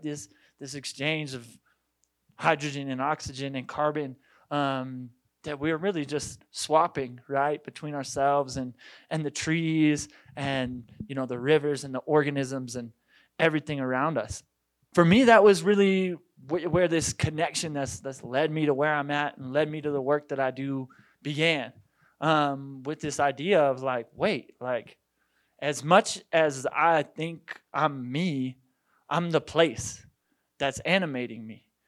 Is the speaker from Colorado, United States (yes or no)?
yes; Boulder, Colorado, United States; I was born and raised, uh, in, in Boulder, Colorado